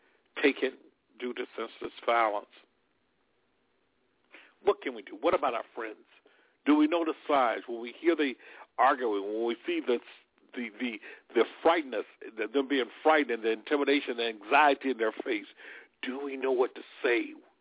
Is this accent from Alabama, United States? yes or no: yes; Alabama, United States; out of my home state of Alabama